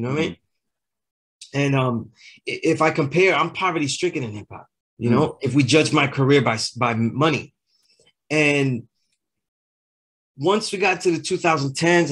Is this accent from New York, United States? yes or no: yes; New York City, New York, United States; I'm from Sunset Park.